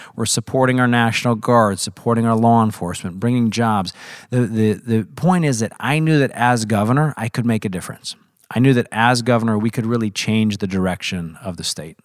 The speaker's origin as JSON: {"language": "English", "region": "Missouri", "country": "United States", "tie": "born or raised there", "said": "I was very fortunate to grow up in Missouri"}